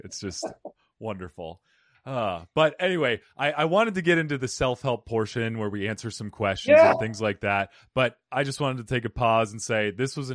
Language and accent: English; Cottonwood, Arizona, United States; moved away as an adult; also born or lived in New York / New Jersey; now in Phoenix, United States; grew up in Cottonwood, Arizona, near Sedona, on a farm